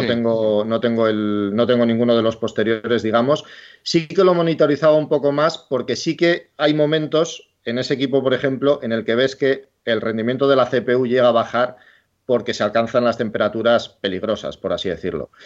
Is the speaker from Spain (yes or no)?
yes; Bilbao, Basque Country, Spain; yo soy de Bilbao